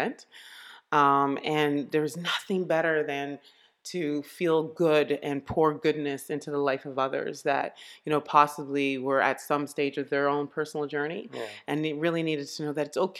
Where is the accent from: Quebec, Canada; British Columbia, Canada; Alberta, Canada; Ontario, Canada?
Quebec, Canada; Montreal; also born or lived in Ottawa, Canada; I was born in Ottawa. We moved to Montreal in 1978.